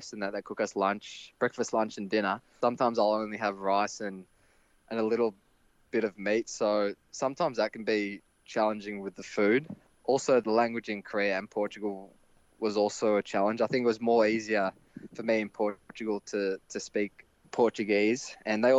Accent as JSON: {"language": "English", "country": "Australia", "moved": "yes", "said": "as an Australian"}